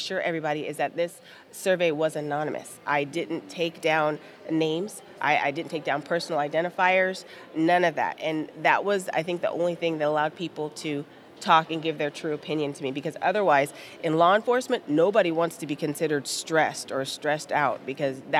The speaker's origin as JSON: {"language": "English", "region": "Southern California", "country": "United States", "said": "I'm from Southern California"}